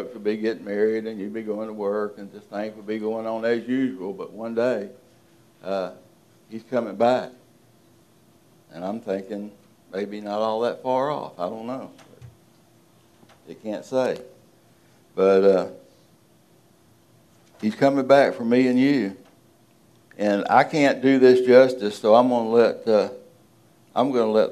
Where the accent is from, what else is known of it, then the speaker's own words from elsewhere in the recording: Deep South, United States; I'm from the deep South